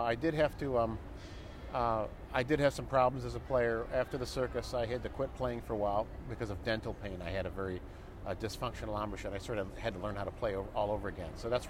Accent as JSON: {"language": "English", "town": "Rockford", "region": "Illinois", "country": "United States", "said": "Rockford, Illinois."}